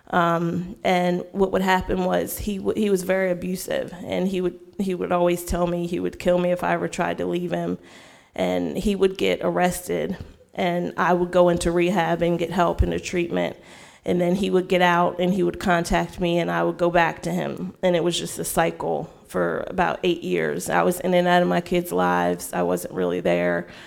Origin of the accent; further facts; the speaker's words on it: Frederick, Maryland, United States; Um, I'm from Frederick, Maryland. Um, I grew up um, raised in the church.